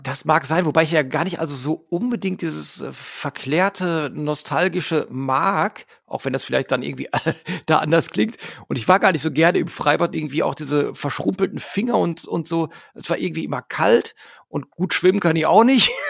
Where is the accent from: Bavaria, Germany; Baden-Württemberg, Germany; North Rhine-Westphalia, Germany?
North Rhine-Westphalia, Germany; Hamm; wir kommen halt alle aus Hamm, wir haben uns in Hamm gegründet